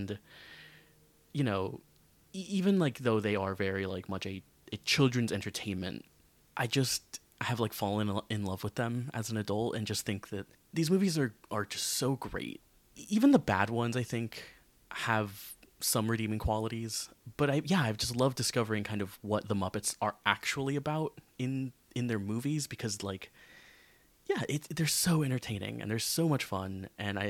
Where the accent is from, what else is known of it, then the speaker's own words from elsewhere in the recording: United States; growing up in America